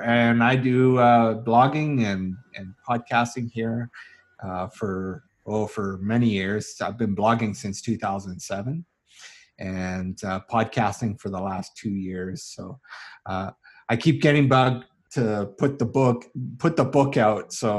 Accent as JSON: {"language": "English", "town": "Calgary", "region": "Alberta", "country": "Canada", "tie": "born or raised there", "said": "I grew up here in the Calgary area. My family is mostly from out east in the Hamilton area."}